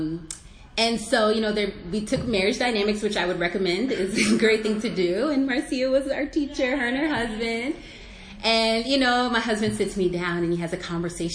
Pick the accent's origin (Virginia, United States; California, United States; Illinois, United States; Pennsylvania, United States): Virginia, United States; Arlington; I was raised in Arlington, Virginia, so I'm a Northern Virginian